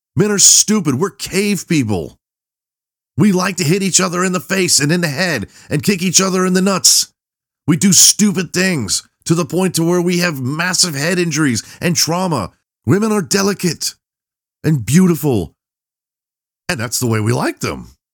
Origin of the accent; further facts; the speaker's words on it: Texas, United States; I'm Southern. I'm from Texas